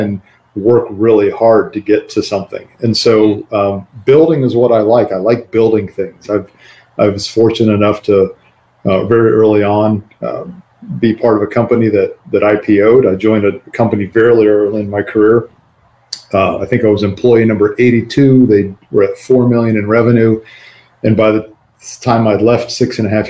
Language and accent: English; Midwest, United States; now in Dallas, United States; I live in Dallas, Texas right now. BackBox is headquartered here in Dallas. But I grew up in the Midwest